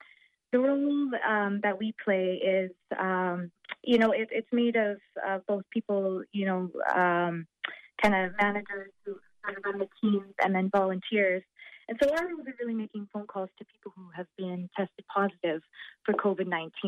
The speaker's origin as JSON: {"language": "English", "town": "Saskatoon", "region": "Saskatchewan", "country": "Canada", "moved": "as an adult", "lives_now": "Limerick, Ireland", "said": "I'm originally from Saskatoon, Saskatchewan, Canada, but I've moved here to Limerick to study medicine for the 4 years."}